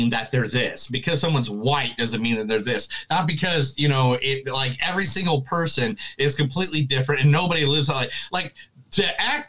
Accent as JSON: {"language": "English", "country": "United States", "tie": "born or raised there", "said": "I also grew up in like a very, you know, in Southside, Chicago, Northern Indiana area where it was just every mixture of person."}